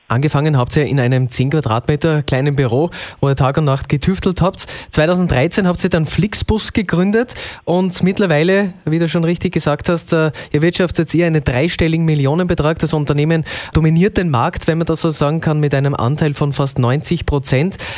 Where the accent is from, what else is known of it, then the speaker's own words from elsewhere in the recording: Austria; bei uns in Österreich